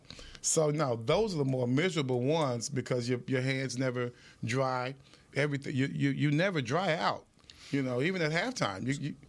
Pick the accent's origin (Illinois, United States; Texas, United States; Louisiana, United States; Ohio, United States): Texas, United States; Dallas; moved away; I'm from Dallas, man.